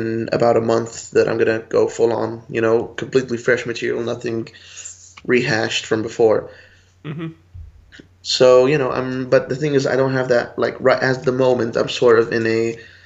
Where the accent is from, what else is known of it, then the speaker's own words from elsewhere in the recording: Dubai, United Arab Emirates; moved away as an adult; now in Budapest, Hungary; I was actually born and raised in Dubai, the United Arab Emirates, and I'm originally Lebanese, but I've been living in Budapest, Hungary, in Central Europe for the past year and a half.